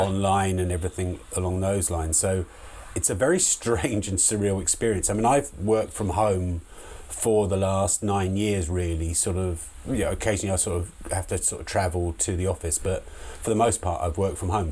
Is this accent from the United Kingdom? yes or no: yes; Hartfield, South East England, United Kingdom; moved away as an adult; also born or lived in Liverpool / London; I come from a really small village in the the southeast of England, in a place called Hartfield, and I was born there, raised up there until I was 18.